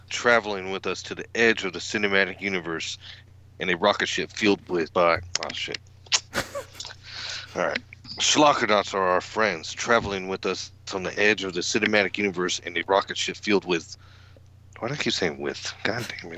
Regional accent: the South, United States; And I'm from the South

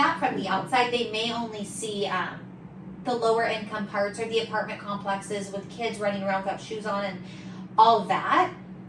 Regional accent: Lakeside, California, United States; also born or lived in La Mesa, California; So I was born right there in La Mesa and then I grew up in Lakeside, California.

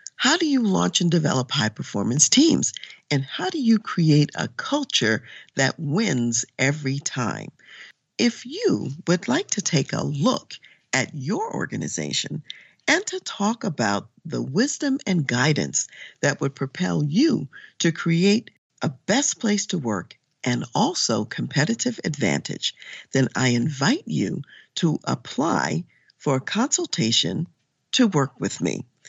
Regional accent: Baltimore, Maryland, United States; moved away as an adult; also born or lived in Washington, D.C.; now in Colorado Springs, United States; I grew up in Baltimore, Maryland

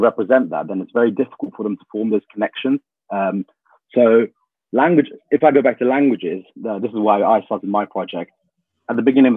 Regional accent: United Kingdom; I'm a British Tamil individual

